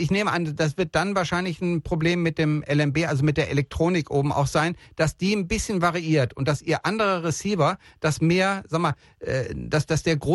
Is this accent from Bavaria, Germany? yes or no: no; Bielefeld, North Rhine-Westphalia, Germany; born there; Ich komme, ich komme gebürtig aus Bielefeld